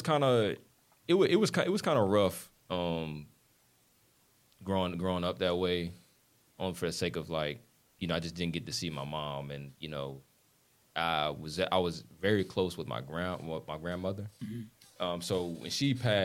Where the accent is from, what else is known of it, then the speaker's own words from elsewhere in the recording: South Carolina, United States; I'm from South Carolina.